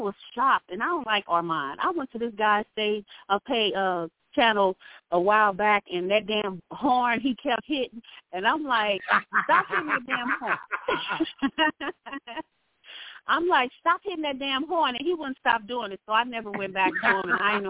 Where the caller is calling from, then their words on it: St. Louis, Missouri, United States; Okay, this is … from St. Louis, and I want to speak on this